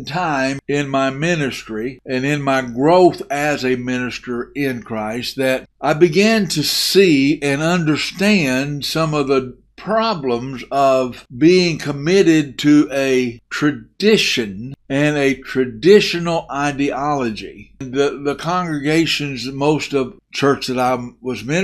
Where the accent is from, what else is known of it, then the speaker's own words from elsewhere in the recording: Muleshoe, Texas, United States; moved away as an adult; also born or lived in Bentonville, Arkansas / Arkansas / Oklahoma / Mississippi; I was raised in the South. I was raised in Arkansas, Texas, and Oklahoma, and mostly in Texas. I went to a little high school called Mule Shoe High School.